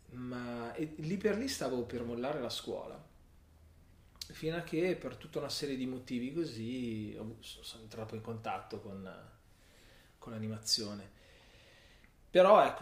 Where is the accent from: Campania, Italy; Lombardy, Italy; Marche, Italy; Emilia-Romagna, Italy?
Lombardy, Italy; Milan; a Milano. Cultura non particolarmente milanese, avendo genitori del sud, quindi mi sento...